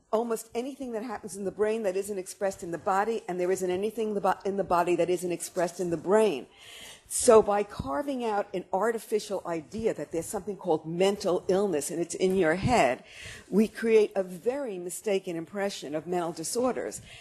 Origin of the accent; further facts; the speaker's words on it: New York City, New York, United States; I'm a New Yorker and we have to do everything fast